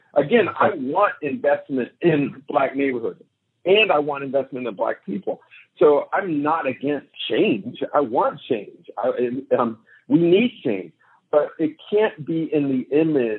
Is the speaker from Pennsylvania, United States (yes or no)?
yes; Pittsburgh, Pennsylvania, United States; I grew up in Pittsburgh, where Google headquarters landed almost a decade ago